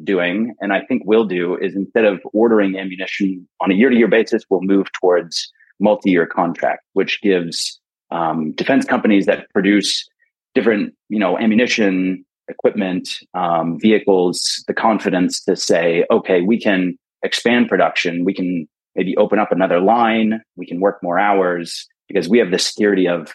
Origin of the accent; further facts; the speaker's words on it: United States; moved away as an adult; now in Berlin, Germany; I'm American